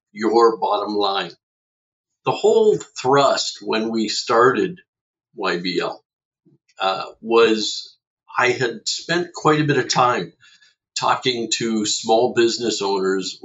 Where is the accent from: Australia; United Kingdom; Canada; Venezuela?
Canada; Fredericton, New Brunswick; now in Oshawa, Canada; I'm originally from Fredericton, New Brunswick, came from the East Coast a whole lot of years ago.